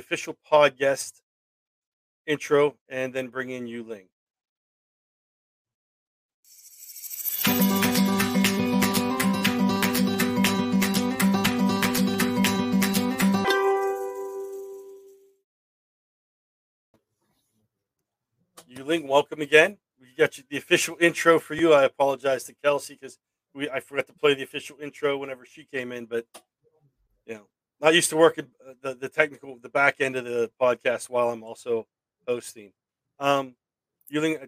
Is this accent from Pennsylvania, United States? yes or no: yes; Pittsburgh, Pennsylvania, United States; growing up around Pittsburgh and being able to, you know, work in the area and living around here